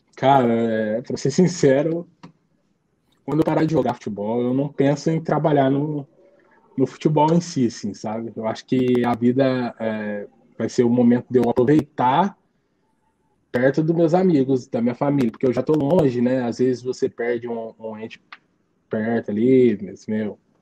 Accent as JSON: {"language": "Portuguese", "country": "Brazil", "tie": "born or raised there", "moved": "as an adult", "lives_now": "Vietnam", "said": "a Rua Paraná, que foi onde eu fui criado"}